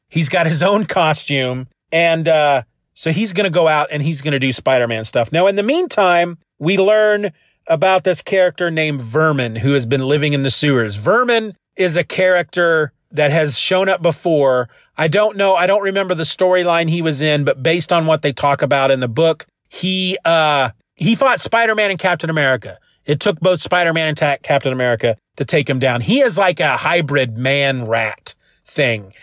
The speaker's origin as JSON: {"language": "English", "region": "Kansas", "country": "United States", "said": "I'm from Kansas"}